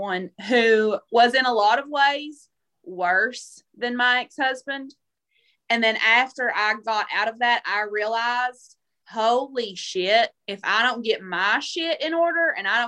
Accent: southeastern Kentucky, United States; I'm from the South

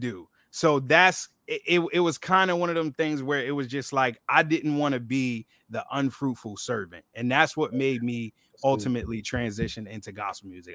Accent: Philadelphia, Pennsylvania, United States; growing up in Philly

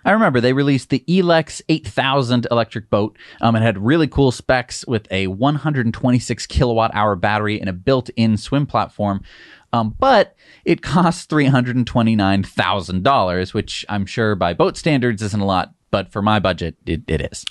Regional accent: United States; I'm an American.

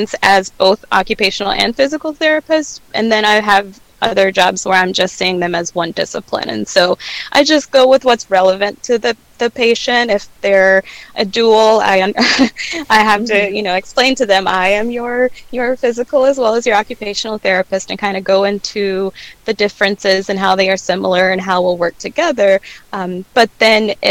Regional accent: Meridian, Mississippi, United States; I was working as a tech at my hometown, Meridian, Mississippi

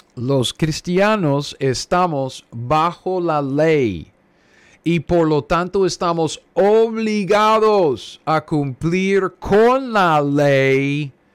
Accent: United States; yo soy gringo, ¿ok? Cara de gringo, yo soy gringo. Um, mis antepasados ah, venían aquí a los Estados Unidos ah, ah, de Rusia, Rumanía.

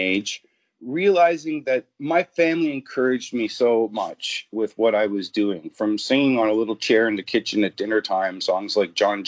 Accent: Ontario, Canada; I'm a Canadian, born, bred, and raised

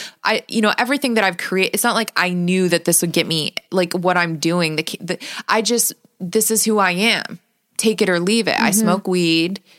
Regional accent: Las Vegas, Nevada, United States; I'm born and raised in Las Vegas

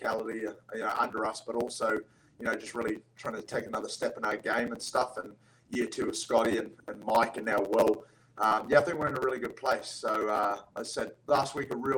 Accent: New Zealand; moved away as an adult; also born or lived in Nanaimo, Canada / Parksville, Canada; now in Quincy, United States; Spent most of my childhood growing up in New Zealand, right up until 2018, came over to the States

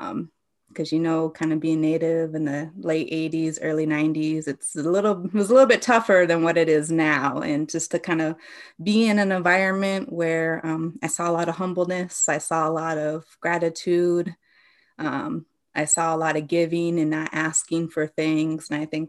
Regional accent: South Dakota, United States; So I'm originally from Central South Dakota. I come from the Cheyenne River Lakota Nation, and I disenrolled when I was 18 and enrolled in my father's side in the Spirit Lake Dakota Nation up in Fort Todd, North Dakota.

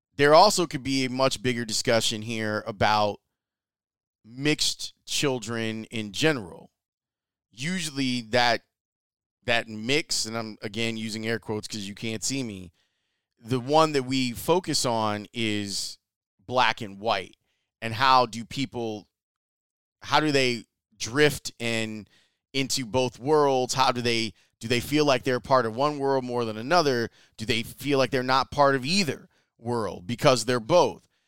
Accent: United States; I always feel inadequate as an American.

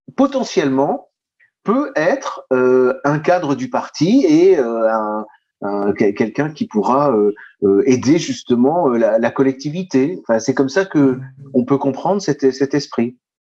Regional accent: France; nous sommes en France, nous sommes français

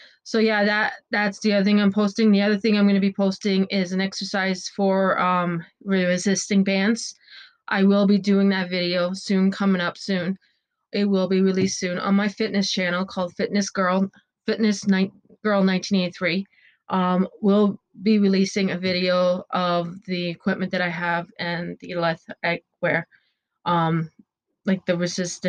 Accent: Ontario, Canada; we're in lockdown right now in Ontario, where I'm from. I'm from Canada

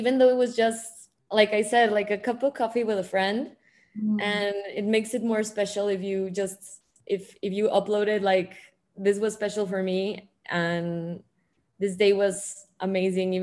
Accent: Mexico City, Mexico; I was born here in Mexico City

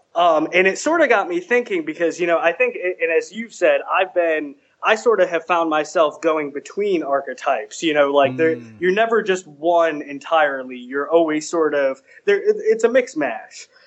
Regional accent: New England, United States; now in Washington D.C., United States; I'm from the New England area originally, uh, but I live and work in D.C.

